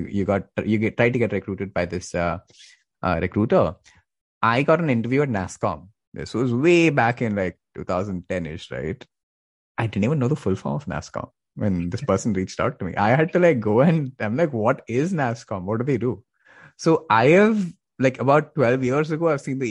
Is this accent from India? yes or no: yes; Bangalore, Karnataka, India; now in United States; I'm from Bangalore